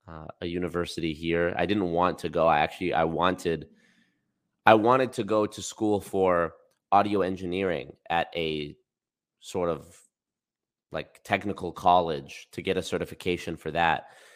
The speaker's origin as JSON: {"language": "English", "region": "Alberta", "country": "Canada", "tie": "born or raised there", "said": "I was born here."}